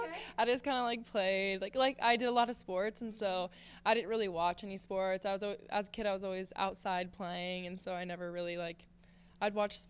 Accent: Nebraska, United States; It felt really good, especially like you said, because I'm from Nebraska, so I got to stay home and like I see my family all the time.

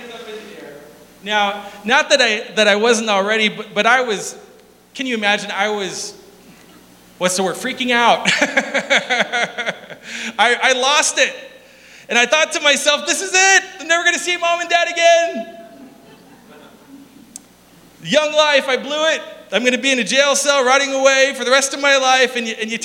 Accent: South Dakota, United States; We're from South Dakota.

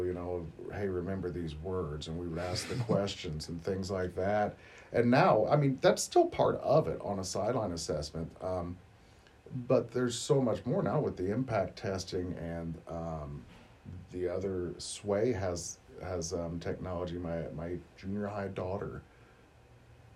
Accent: Martinsville, Illinois, United States; we're both from the area. I was from Martinsville

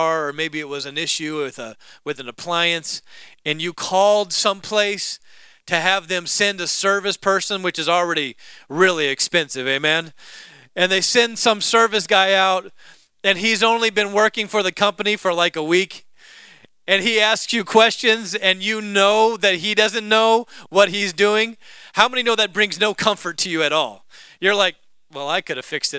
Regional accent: the South, United States; I was born in the South

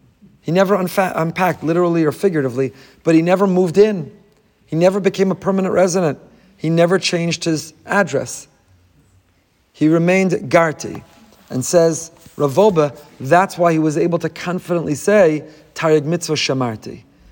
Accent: New York, United States; but really, I'm still a New Yorker. I've been a New Yorker.

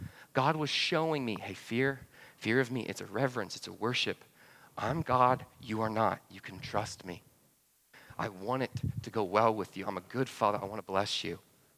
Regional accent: Atlanta, Georgia, United States; Yeah, well, I was from Atlanta. We didn't two-step, right?

